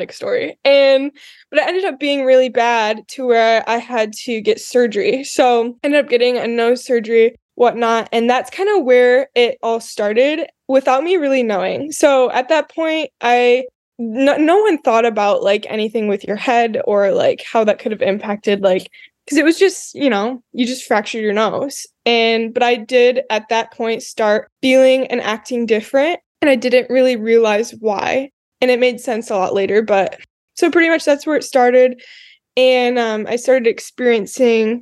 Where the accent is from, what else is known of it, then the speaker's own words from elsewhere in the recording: Grand Rapids, Michigan, United States; I am from Grand Rapids, Michigan. Grew up on the West Side